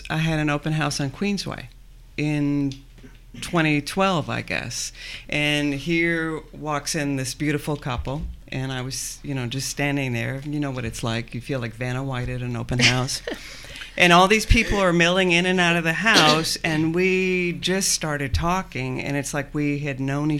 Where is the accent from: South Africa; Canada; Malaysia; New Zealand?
Canada; also born or lived in Northern Maine; now in Lexington, United States; I'm originally from Canada and Northern Maine. I've been in Kentucky for 23 years. I moved to downtown Lexington in the early 2000s.